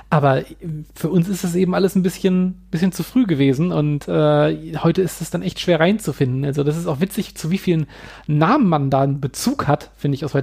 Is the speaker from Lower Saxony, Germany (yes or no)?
yes; Hannover, Lower Saxony, Germany; in Hamburg und auch in meiner Heimatstadt Hannover finde ich super interessant.